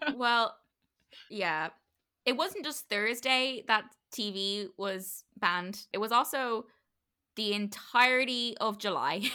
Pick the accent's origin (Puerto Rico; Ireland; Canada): Ireland; we're Irish